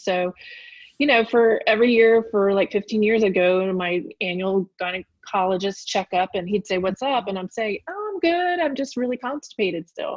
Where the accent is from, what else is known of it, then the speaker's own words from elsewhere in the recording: Richmond, Virginia, United States; I grew up in Richmond, Virginia.